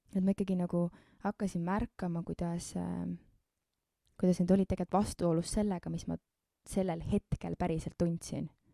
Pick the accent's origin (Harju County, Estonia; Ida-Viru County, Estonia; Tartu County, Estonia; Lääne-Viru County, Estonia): Harju County, Estonia; Keila; ma sündisin Keilas